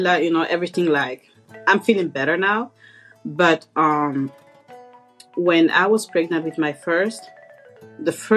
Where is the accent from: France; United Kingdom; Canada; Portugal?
France; English is a second language; also born or lived in Guinea; now in United States; I was born and raised in France. So I lived in Guinea, West Africa for 4 years.